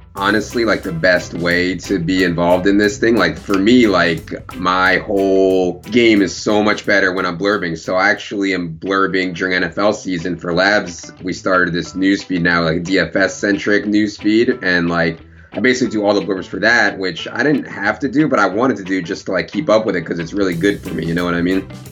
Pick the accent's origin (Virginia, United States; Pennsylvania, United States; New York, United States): Virginia, United States; moved away; I grew up in Virginia